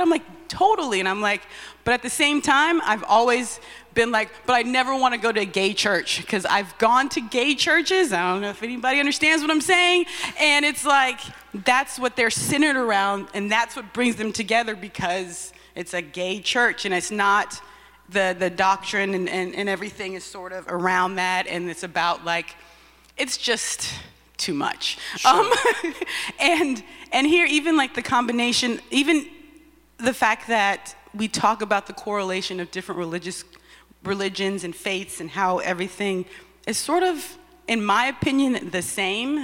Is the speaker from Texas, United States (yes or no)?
yes; Texas, United States; moved away; I grew up in Texas